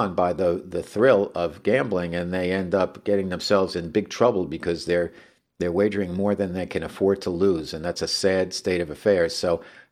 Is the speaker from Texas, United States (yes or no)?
no; Bergen County, New Jersey, United States; She's from my home state of New Jersey and from Bergen County, where I grew up